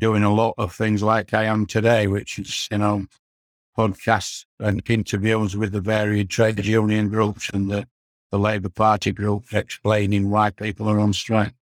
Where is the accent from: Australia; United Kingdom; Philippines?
United Kingdom; Morley, Yorkshire and the Humber; also born or lived in Leeds; I was born and bred in Morley